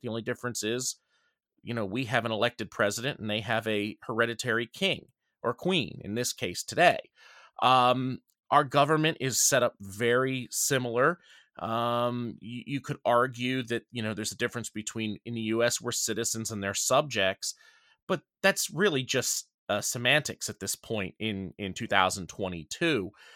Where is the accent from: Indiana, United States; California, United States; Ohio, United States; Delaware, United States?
Delaware, United States; most of us here in Delaware